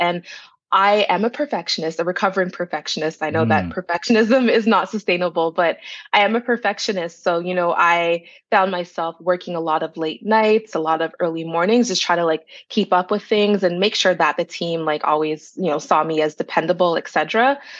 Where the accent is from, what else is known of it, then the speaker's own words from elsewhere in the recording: Brampton, Ontario, Canada; also born or lived in Toronto; Yeah, so I'm a Peel Region girl. I was born in Jane and Finch, but I grew up in Brampton.